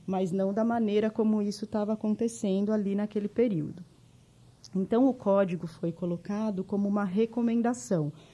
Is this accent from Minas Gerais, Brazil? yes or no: no; Jundiaí, São Paulo, Brazil; accent: interior de São Paulo (puxado); moved away as an adult; now in São Paulo, Brazil; eu sou de Jundiaí, né? Eu sou nascida em Jundiaí, criada lá também